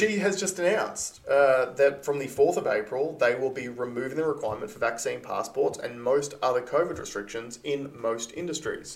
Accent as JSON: {"language": "English", "region": "Queensland", "country": "Australia", "said": "me being a Queenslander"}